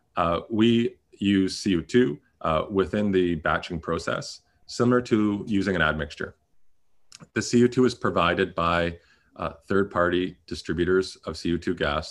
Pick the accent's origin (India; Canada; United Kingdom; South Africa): Canada; I'm also a Canadian